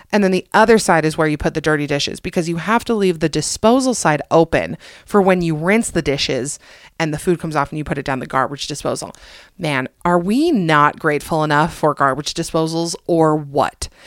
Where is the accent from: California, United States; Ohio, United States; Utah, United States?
Utah, United States; also born or lived in Atlanta, Georgia; I'm mostly from Utah. My slang is mostly from Utah